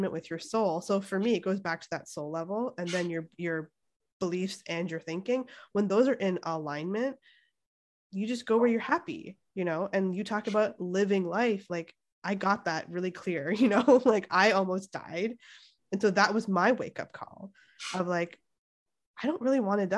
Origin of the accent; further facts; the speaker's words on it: Toronto, Ontario, Canada; moved away as an adult; now in Santa Cruz, United States; I'm Canadian. And they're like, where? I'm like, oh yeah, from Toronto